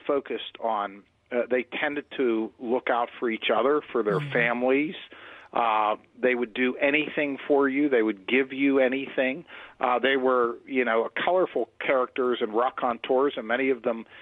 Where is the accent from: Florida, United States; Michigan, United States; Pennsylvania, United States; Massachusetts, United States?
Pennsylvania, United States; Swissvale; I actually grew up right on the border of Edgewood and Swissvale